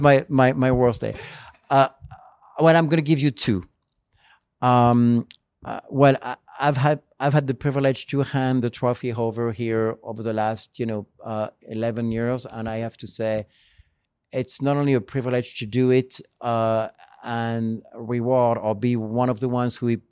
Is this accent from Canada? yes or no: no; France; now in United States; this is my French side. We celebrate a lot in France